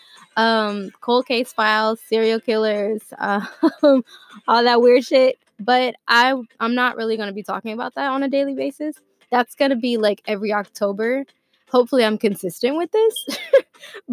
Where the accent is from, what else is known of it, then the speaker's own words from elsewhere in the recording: Atlanta, Georgia, United States; I'm from Atlanta, Georgia